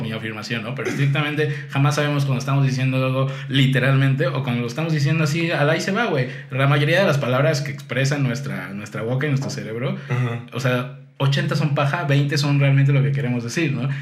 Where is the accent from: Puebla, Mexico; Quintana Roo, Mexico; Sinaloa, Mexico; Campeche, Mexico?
Quintana Roo, Mexico; Cancún; crecí en Cancún